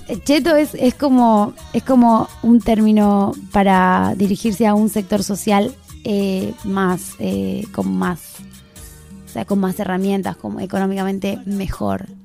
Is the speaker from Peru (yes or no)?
no; near the Bolivian border, northern Argentina, Argentina; yo soy del norte del país, en verdad no soy de Buenos Aires, soy del norte norte, que eso está bien al límite de Bolivia